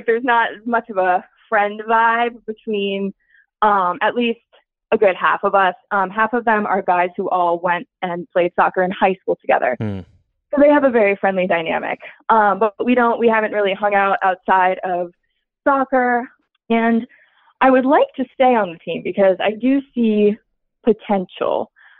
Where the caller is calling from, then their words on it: Philadelphia, Pennsylvania, United States; I'm calling from Philly.